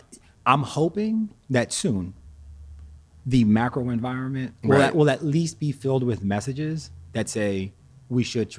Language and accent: English; New Jersey, United States; also born or lived in California; now in South Florida, United States; I grew up in Jersey